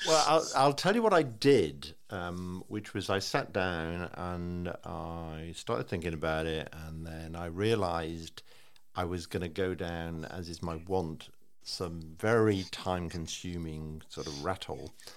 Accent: Liverpool, North West England, United Kingdom; I was like 15. I'm growing up in Liverpool

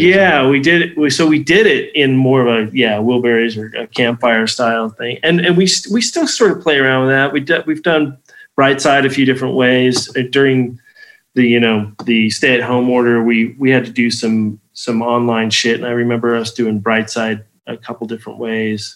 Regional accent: Las Vegas, Nevada, United States; also born or lived in Nephi, Utah; I left Las Vegas for two years, um, from '86 to '88

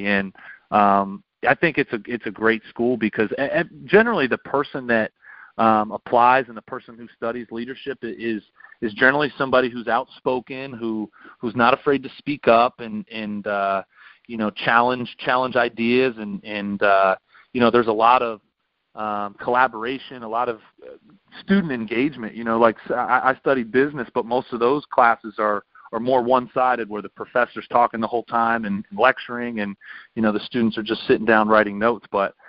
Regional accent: Exton, Pennsylvania, United States; And then Matt Ryan's actually from my hometown in Exton, Pennsylvania.

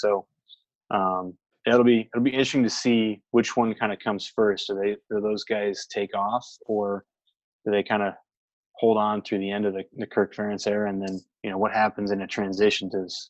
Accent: Iowa, United States

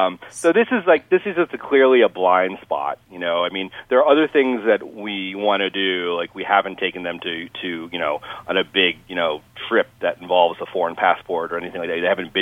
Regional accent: Rhode Island, United States; born there; I was born in Rhode Island and on a naval base, of all things.

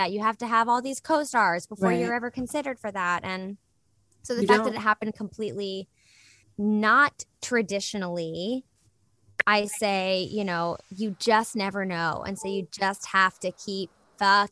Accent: Richmond, Virginia, United States; moved away; it's in the Bird Theater, which is like my favorite space in Richmond

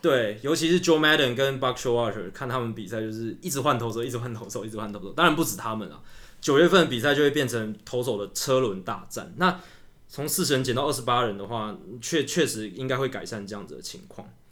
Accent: Taiwan; 我们台湾人很喜欢选举

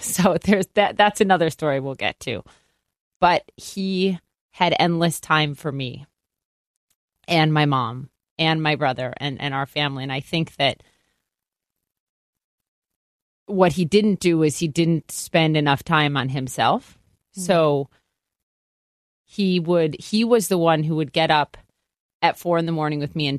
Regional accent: Minnesota, United States; Well, first of all, it gave me the best accent ever, which I'm sad every day that I lost a little bit of it because I used to have a really thick don't you know accent.

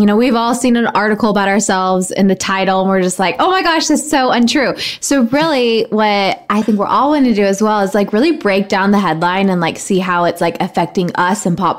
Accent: Knoxville, Tennessee, United States; accent: Tennessee; Me, from Knoxville, Tennessee, East Tennessee girl, raised in the same hometown Dolly Parton's from

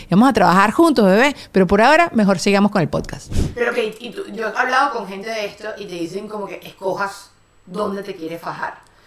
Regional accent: Venezuela; somos las tres venezolanas

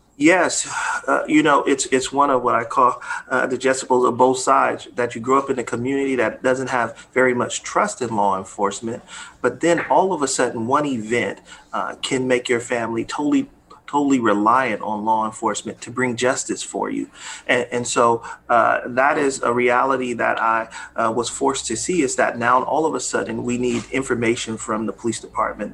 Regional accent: Oakland, California, United States; as a young uh, man growing up in Oakland

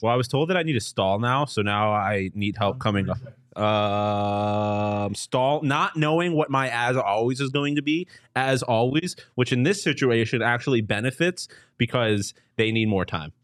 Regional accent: Buffalo, New York, United States; I'm from Buffalo

